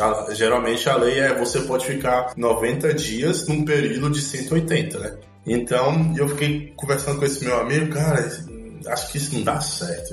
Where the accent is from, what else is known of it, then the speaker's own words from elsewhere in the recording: Brasília, Federal District, Brazil; moved away as an adult; also born or lived in Salvador, Bahia, Brazil; now in Belgrade, Serbia; eu sou natural de Salvador, eu nasci lá e morei até os 5 anos de idade, e aí depois eu fui morar com os meus pais em Brasília, e lá eu, eu basicamente eu eu, fui criado por 16 anos